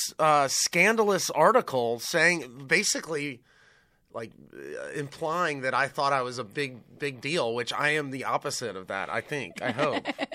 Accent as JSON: {"language": "English", "town": "Hilton Head Island", "region": "South Carolina", "country": "United States", "said": "I'm just a guy from South Carolina. I'm a guy from Hilton Head"}